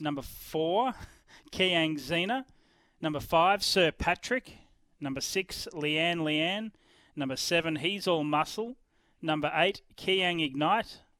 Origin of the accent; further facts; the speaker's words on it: Ballarat, Victoria, Australia; I'm not in my hometown of Ballarat today